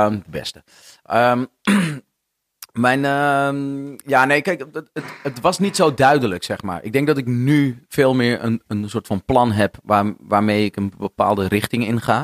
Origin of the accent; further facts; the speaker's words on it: Noordeinde, North Holland, Netherlands; now in Amsterdam, Netherlands; vroeger woonde ik, ehm, ik kom uit Noordeinde. Veel mensen denken altijd dat ik uit Heilo kom, maar dat kom ik niet.